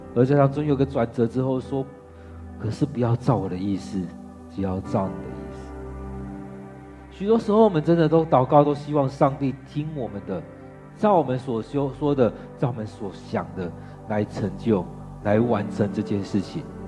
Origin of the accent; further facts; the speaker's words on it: Taiwan; 尤其我们台湾人，尤其台湾的男人